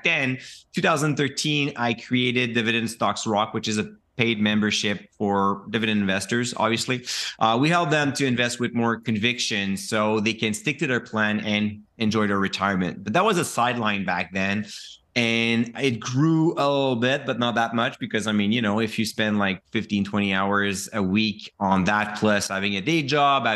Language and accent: English; Quebec, Canada; I'm from Quebec